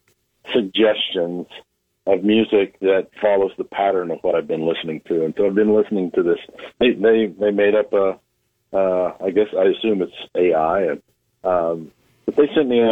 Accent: Oklahoma, United States; now in Nebraska, United States

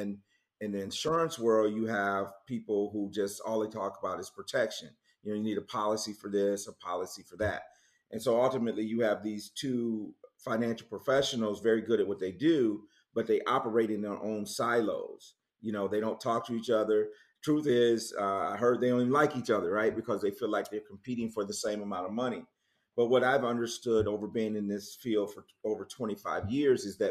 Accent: Muskegon, Michigan, United States; moved away as an adult; also born or lived in Kalamazoo, Michigan / Jackson, Michigan; now in Charlotte, United States; I grew up in Muskegon and then went to Western Kalamazoo, where I met my wife, and then lived in Jackson.

